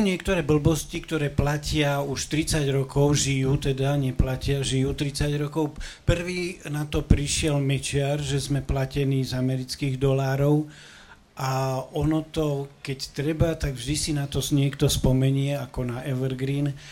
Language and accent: Slovak; Prešov, Prešov Region, Slovakia; now in Bratislava, Slovakia; moje rodné mesto Prešov